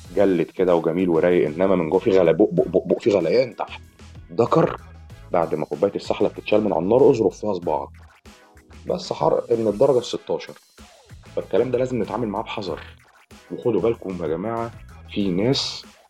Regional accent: Egypt; احنا كمصريين

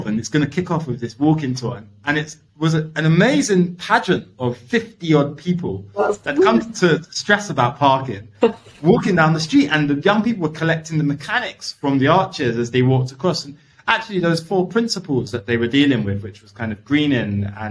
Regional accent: London, United Kingdom; I grew up in East London. I grew up on Hackney Road, really close to Shoreditch

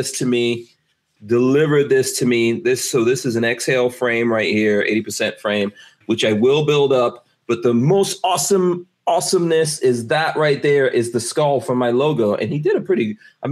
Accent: New York, United States; now in Gainesville, United States; I'm a New Yorker

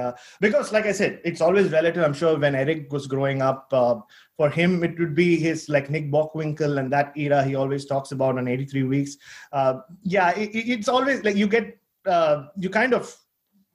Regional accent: India; moved away; also born or lived in Australia; I grew up in India, unlike you guys, where, you know, it was a very conservative society

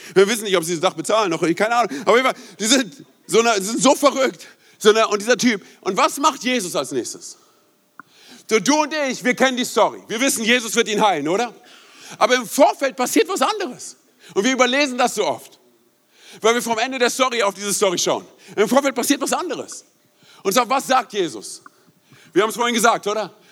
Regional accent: Berlin, Germany; moved away; also born or lived in Rhein-Main area; Ich bin gebürtiger Berliner

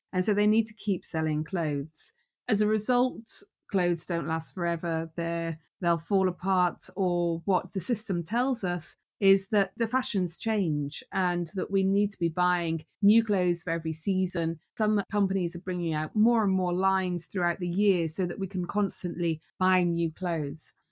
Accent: Newport, Wales, United Kingdom; where I'm from in Newport, we are proud of our industrial heritage.

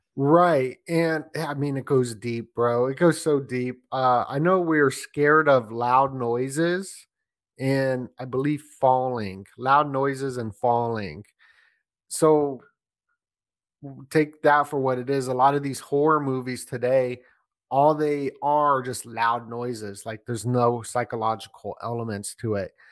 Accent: Las Vegas, Nevada, United States; I grew up in Vegas, so when I was a little kid

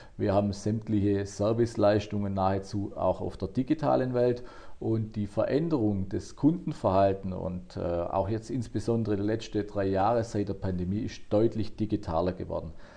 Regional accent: Baden-Württemberg, Germany; bei uns in Baden-Württemberg

